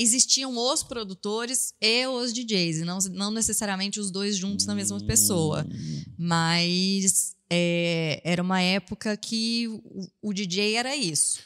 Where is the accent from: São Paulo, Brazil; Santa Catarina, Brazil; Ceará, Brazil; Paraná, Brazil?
São Paulo, Brazil; Franca; also born or lived in Ribeirão Preto; eu sou de Franca, mas eu, nessa época eu estava morando em Ribeirão